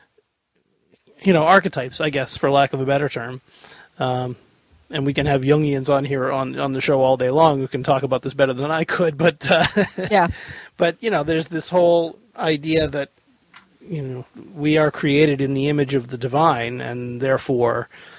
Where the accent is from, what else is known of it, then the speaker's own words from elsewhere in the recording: New England, United States; I grew up in New England